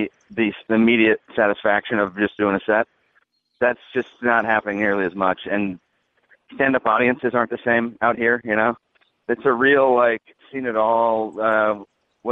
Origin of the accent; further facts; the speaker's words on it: Kansas City, United States; also born or lived in Chicago; now in Los Angeles, United States; I'm from Kansas City